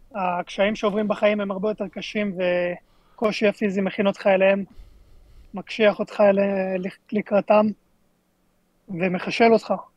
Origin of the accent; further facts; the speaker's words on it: Israel; אנחנו ישראלים